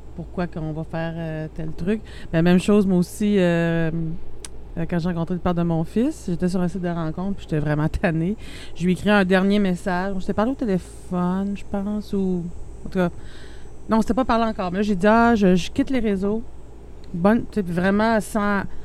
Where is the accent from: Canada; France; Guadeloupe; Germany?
Canada; Abitibi, Quebec; je viens d'une petite région, en plus, je viens de l'Abitibi